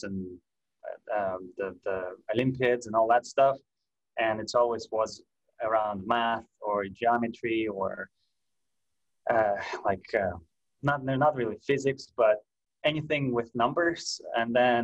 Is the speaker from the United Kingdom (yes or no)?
no; Russia; moved away; I'm from Russia. I was all that time in Russia